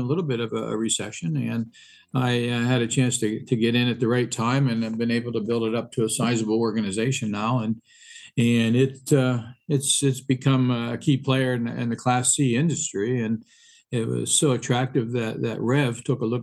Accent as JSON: {"language": "English", "region": "Western Pennsylvania", "country": "United States", "tie": "born or raised there", "also_born_or_lived": "Ohio / South Bend, Indiana", "moved": "as an adult", "lives_now": "Indiana, United States", "said": "Originally, I was from Western Pennsylvania"}